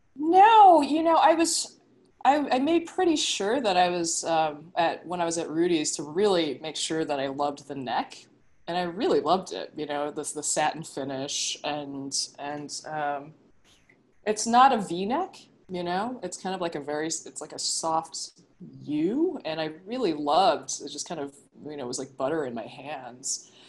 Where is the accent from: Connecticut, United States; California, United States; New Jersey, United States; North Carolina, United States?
California, United States; Southern; moved away as an adult; now in Brooklyn, United States; I'm actually originally from California, you know, yeah. from Southern California.